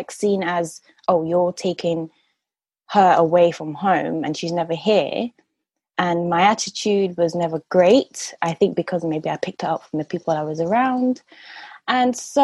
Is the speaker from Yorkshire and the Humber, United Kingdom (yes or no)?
no; London, United Kingdom; I grew up in Southwest London